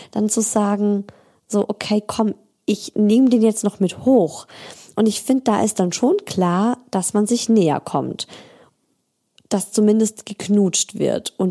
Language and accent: German; Baden-Württemberg, Germany; Also ich bin, ich komme ja aus Schwaben, ich komme ja nicht aus Bayern.